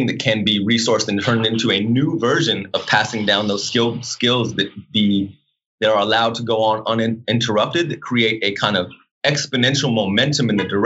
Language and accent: English; Los Angeles, California, United States; I come from Los Angeles